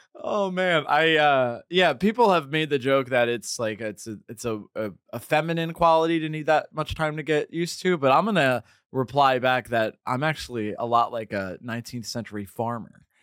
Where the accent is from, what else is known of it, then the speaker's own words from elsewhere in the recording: Hudson Valley, New York, United States; I'm from the Hudson Valley